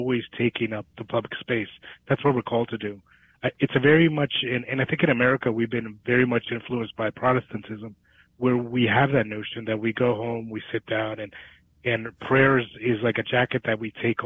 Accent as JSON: {"language": "English", "region": "New Jersey", "country": "United States", "also_born_or_lived": "New York", "moved": "yes", "lives_now": "Dallas, United States", "said": "I come from New York originally. Well, I'm from New Jersey, but I moved to Dallas from New York."}